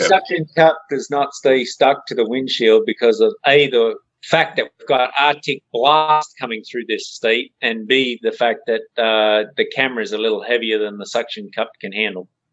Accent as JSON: {"language": "English", "country": "Australia", "tie": "born or raised there", "moved": "as an adult", "lives_now": "United States", "said": "when I grew up in Australia"}